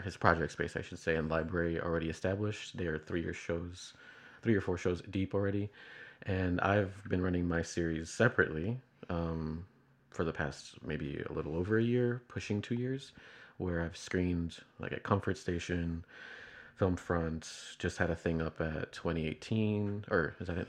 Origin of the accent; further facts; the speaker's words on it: Chicago, Illinois, United States; I'm, uh, from Chicago.